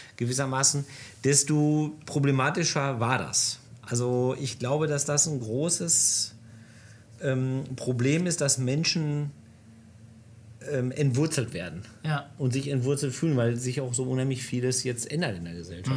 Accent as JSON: {"language": "German", "area": "Ruhr area", "region": "North Rhine-Westphalia", "country": "Germany", "tie": "born or raised there", "also_born_or_lived": "Bavaria", "said": "ich bin in einer Stadt aufgewachsen, wirklich so unter einem, unter, im, Sch im Schatten des Förderturms. Okay. Und eigentlich ist diese Ruhrgebiets- äh, Identität, das ist mein Ding"}